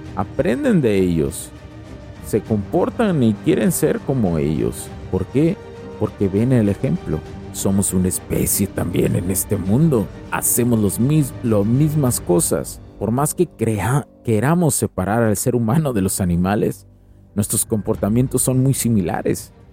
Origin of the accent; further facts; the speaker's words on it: Mexico; en México somos Estados Unidos mexicanos